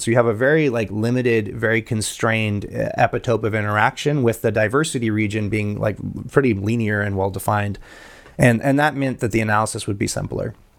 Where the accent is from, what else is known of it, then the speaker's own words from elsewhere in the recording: Guatemala; moved away; I grew up in Guatemala.